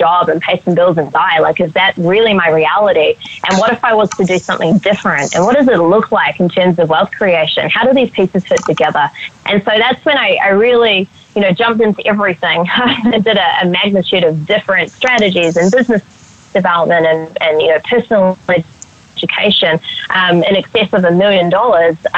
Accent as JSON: {"language": "English", "region": "Auckland", "country": "New Zealand", "tie": "born or raised there", "also_born_or_lived": "Australia", "moved": "yes", "said": "I grew up in Auckland, New Zealand"}